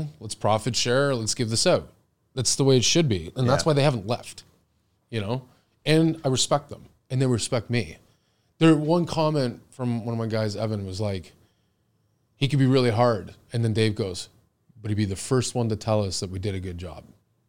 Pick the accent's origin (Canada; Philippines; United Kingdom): Canada; Oakville, Ontario; I grew up in Oakville. So I grew up in Brawny. I went to Kiwi Park.